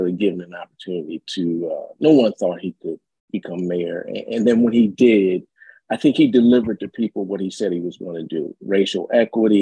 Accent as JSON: {"language": "English", "town": "Wilmington", "region": "Delaware", "country": "United States", "moved": "yes", "lives_now": "Chicago, United States", "said": "I'm from Wilmington, Delaware originally"}